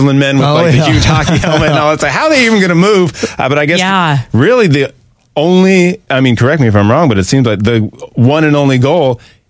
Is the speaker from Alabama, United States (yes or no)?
no; New York, United States; now in St. Louis, United States; But since I'm from New York